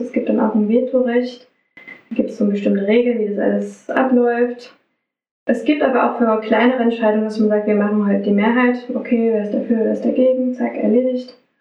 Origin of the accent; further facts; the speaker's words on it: Radebeul, Saxony, Germany; also born or lived in Dresden; ich komme hier aus der Gegend, meine Heimat ist Radebeul, Dresden